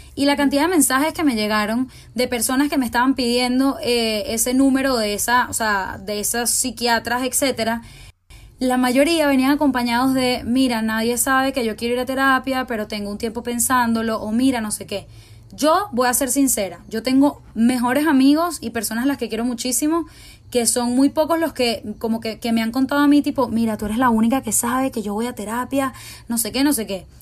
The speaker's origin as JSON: {"language": "Spanish", "town": "Caracas", "country": "Venezuela", "said": "Aquí en Venezuela hay como, es como un círculo de colegios que en verdad nos conocemos mucho entre todos"}